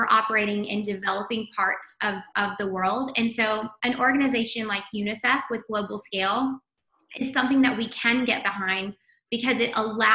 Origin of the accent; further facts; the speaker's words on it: the Midland, Odessa area, West Texas, United States; moved away as an adult; also born or lived in Washington, D.C.; I'm a native Texan. So it's always a pleasure to be talking to a fellow Texan. I grew up in West Texas, the Midland, Odessa area, moved to DC to work in politics